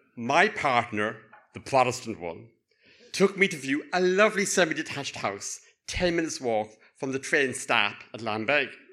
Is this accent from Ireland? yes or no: yes; Cork, Munster, Ireland; accent: Cork; now in Northern Ireland; my lilting cock accent